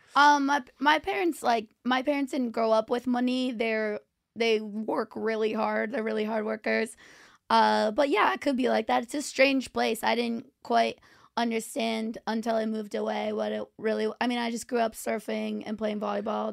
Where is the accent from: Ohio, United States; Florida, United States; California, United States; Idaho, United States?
California, United States; Orange County; also born or lived in New York; now in Los Angeles, United States; I'm from Orange County, California